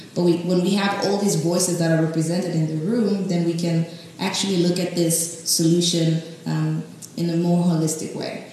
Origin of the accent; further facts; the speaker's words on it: Tanzania; moved away as an adult; also born or lived in Cape Town, South Africa; now in South Africa; I'm from Tanzania. I came to South Africa a few years ago, um, four years ago, to start my master's in property studies at UCT